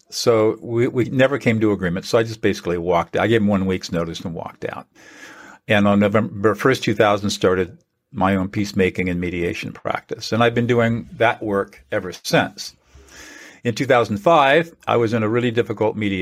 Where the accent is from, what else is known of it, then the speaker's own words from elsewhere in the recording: Southern California, United States; also born or lived in New Hampshire; I grew up in Southern California